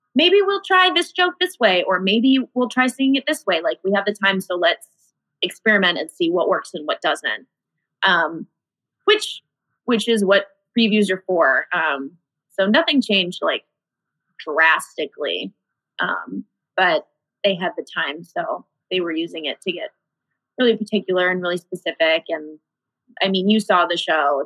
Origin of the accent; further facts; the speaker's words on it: Iowa, United States; moved away as an adult; now in Chicago, United States; I'm originally from Iowa. That's where my parents are still